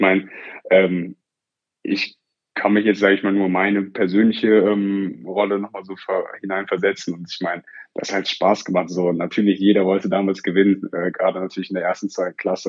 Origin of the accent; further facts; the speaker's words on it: Oberhausen, North Rhine-Westphalia, Germany; einen sogenannten Schulwettlauf bei uns in Oberhausen